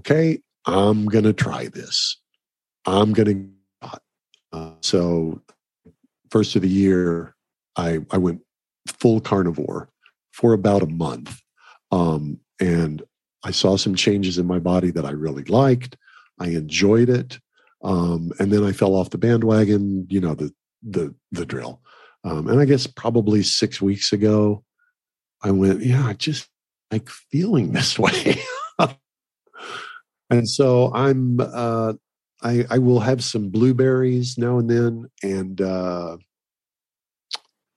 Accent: Oklahoma, United States; I grew up in Oklahoma eating fresh beef.

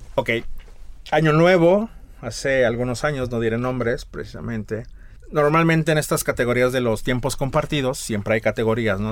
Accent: Mexico City, Mexico; also born or lived in Tlaxcala; now in San Miguel de Allende, Mexico; Nací en Ciudad de México, pero he dicho que me nacionalicé tlaxcalteca. Ahí es donde vive mi familia

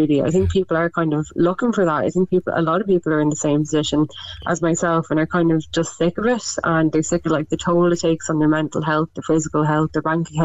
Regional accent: Westmeath, Leinster, Ireland; moved away as an adult; also born or lived in Dublin; now in Meath, Ireland; I'm actually I'm originally from Westmeath. I'm living in Meath. I just moved back from Dublin

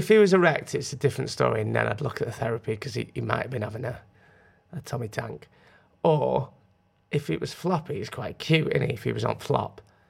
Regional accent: United Kingdom; We're British.

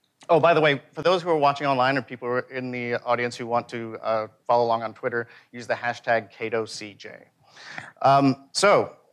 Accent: Indiana, United States; And even growing up in Indiana, roughly the same time as Khalil grew up in Chicago

